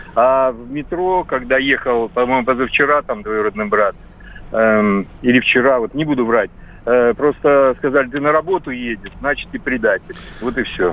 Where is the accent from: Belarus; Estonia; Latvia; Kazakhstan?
Belarus; now in Krasnodar, Russia; я сам из Белоруссии, э, давно, правда, приехал в Краснодар